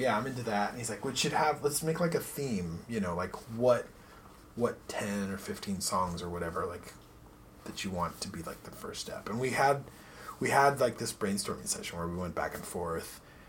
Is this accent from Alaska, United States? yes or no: no; Santa Maria, California, United States; moved away as an adult; also born or lived in Tacoma, Washington / Tennessee / New York / Chicago; I grew up in California. Okay. And what part? A little town called Santa Maria. It's like on the Central Coast.